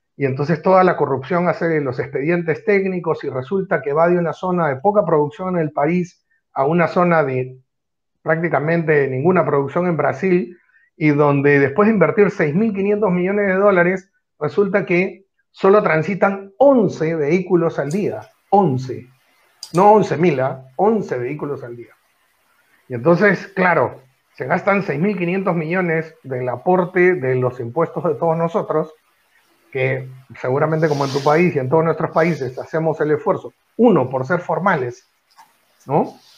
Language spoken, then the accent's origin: Spanish; Peru; en, mi, país no